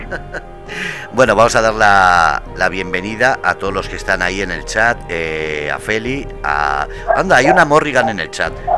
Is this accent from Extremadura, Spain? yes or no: no; Basque Country, Spain; yo como vasco, eh, yo tengo que decir que aunque soy vasco, eh, mis padres son de fuera